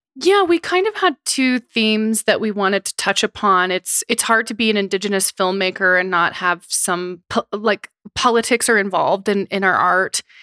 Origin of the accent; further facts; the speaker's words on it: Seneca-Cayuga Nation, Oklahoma, United States; now in New York, United States; I am from the Seneca-Cuga Nation in Oklahoma